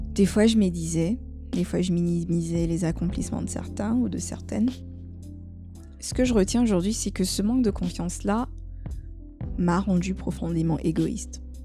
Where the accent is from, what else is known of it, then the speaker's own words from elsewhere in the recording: Côte d’Ivoire; chez nous en Côte d'Ivoire